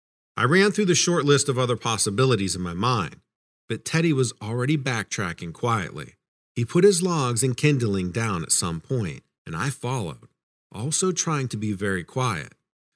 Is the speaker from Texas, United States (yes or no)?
no; Atlanta, Georgia, United States; now in Maine, United States; I'm originally from Atlanta, Georgia, and grew up in more of a city setting, so rural Maine is a big change for me.